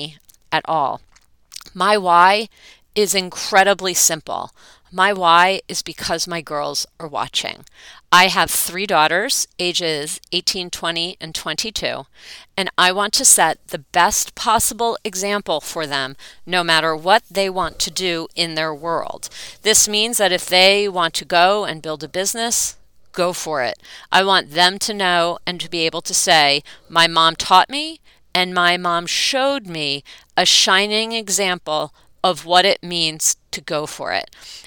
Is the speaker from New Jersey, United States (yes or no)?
yes; East Brunswick, New Jersey, United States; growing up in East Brunswick, New Jersey, with parents who were raised in New York City